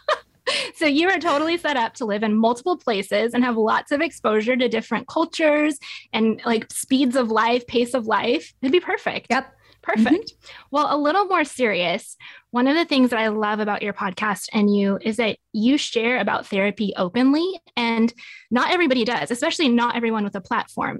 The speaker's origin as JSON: {"language": "English", "region": "Nevada", "country": "United States", "tie": "born or raised there", "moved": "as an adult", "lives_now": "Tulsa, United States", "said": "I grew up in Nevada and moved out to Tulsa about 12 years ago"}